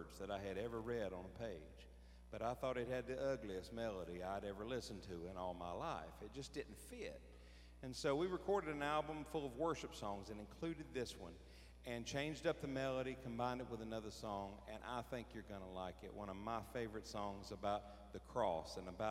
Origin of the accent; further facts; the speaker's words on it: Greensboro, North Carolina, United States; I'm from Greensboro, North Carolina.